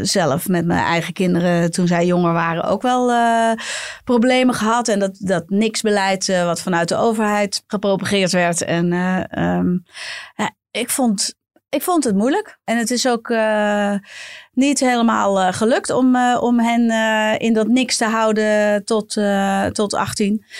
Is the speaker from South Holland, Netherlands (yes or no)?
no; Bergen, North Holland, Netherlands; ik kom uit Bergen